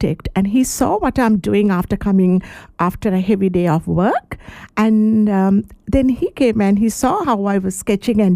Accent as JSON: {"language": "English", "country": "Sri Lanka", "moved": "as an adult", "lives_now": "Shepparton, Australia", "said": "I'm actually originally from Sri Lanka"}